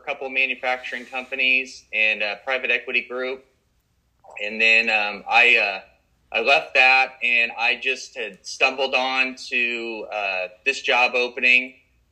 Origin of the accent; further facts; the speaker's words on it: Wichita, Kansas, United States; I was born and raised in Wichita